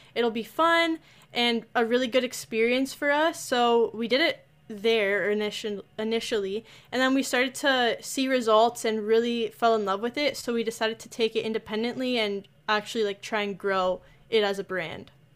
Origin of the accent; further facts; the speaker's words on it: Toronto area, Ontario, Canada; I'm also from the Toronto area.